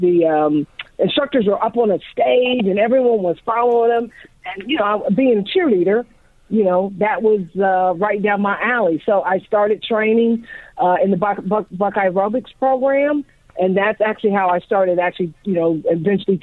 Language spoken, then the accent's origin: English; Columbus, Ohio, United States; I am originally from Columbus, Ohio, born and raised there